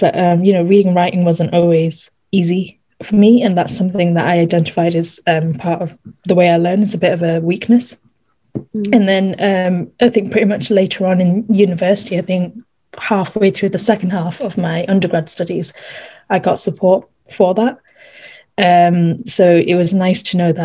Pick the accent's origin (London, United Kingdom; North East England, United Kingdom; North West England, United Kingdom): North East England, United Kingdom; Darlington; also born or lived in Norton; I was born in Darlington, up north again. And then I moved a couple of years ago to just 20 minutes away outside of Darlington to this little village called Norton